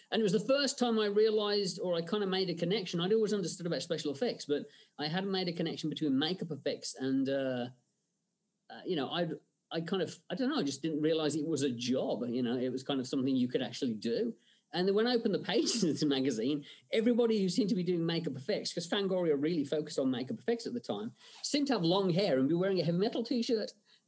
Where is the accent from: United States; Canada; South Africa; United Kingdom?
United Kingdom; England; growing up in England, you know, my parents' way of kind of keeping me in line was, you know, do I get to watch the Hammer horror film on a Friday night?